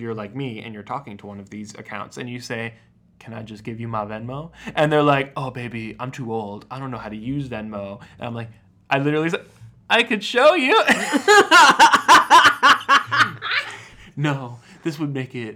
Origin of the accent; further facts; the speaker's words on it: East Coast, United States; now in Missouri, United States; I grew up on the East Coast